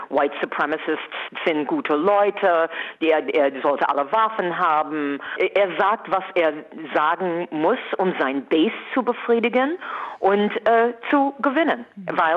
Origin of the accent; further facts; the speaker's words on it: United States; now in Berlin, Germany; Und es ist diese, die, mein Land, meine Heimat ist einfach so gespalten.